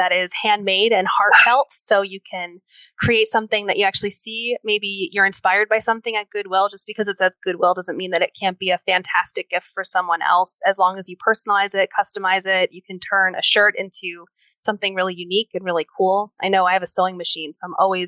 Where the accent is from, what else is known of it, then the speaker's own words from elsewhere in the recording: New York, United States; moved away as an adult; now in Texas, United States; I'm from New York, and I recently moved to Texas